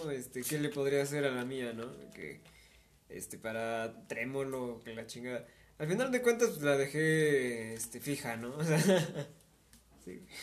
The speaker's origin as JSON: {"language": "Spanish", "country": "Argentina", "said": "Pero che, que soy, que soy argentino, no importa."}